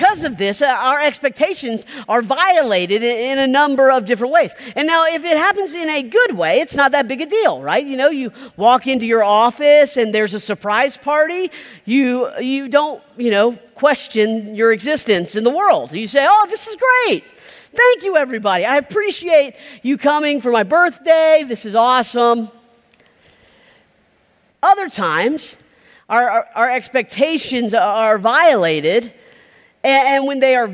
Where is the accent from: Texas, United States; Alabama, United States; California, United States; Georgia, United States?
Georgia, United States; South; now in Pasadena, United States; I grew up in South Georgia